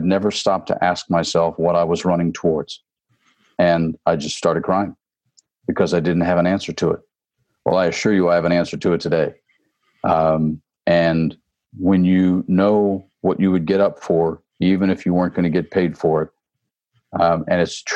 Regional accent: Tennessee, United States; also born or lived in Phoenix, Arizona / North Hollywood, California / Atlanta, Georgia; now in Southern California, United States; I did grow up in Tennessee

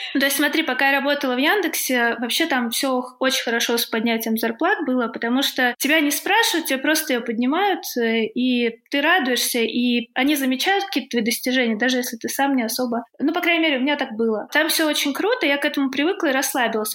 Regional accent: Tula, Tula Oblast, Russia; А я в Туле родилась и жила в Туле

